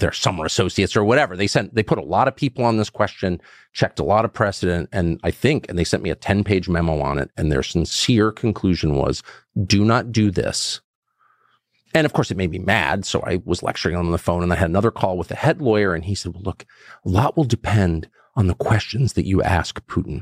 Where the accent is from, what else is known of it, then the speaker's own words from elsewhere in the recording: United States; 'cause I'm American." and I've lived here my whole life